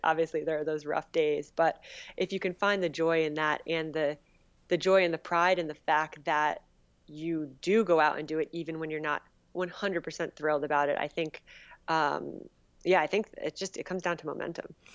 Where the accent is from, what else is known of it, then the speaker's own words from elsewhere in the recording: Northern New Jersey, United States; Northern New Jersey